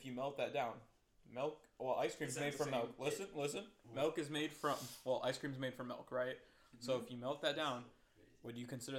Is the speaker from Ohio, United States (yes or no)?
yes; Ohio, United States; I'm from Ohio.